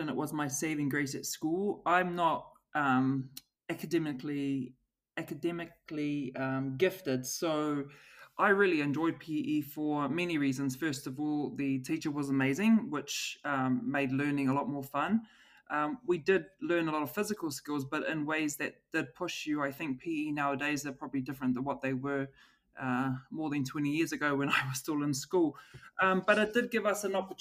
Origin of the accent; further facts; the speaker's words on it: Auckland, New Zealand; also born or lived in Switzerland; my background, I'm from South Auckland. We come from a low social economic area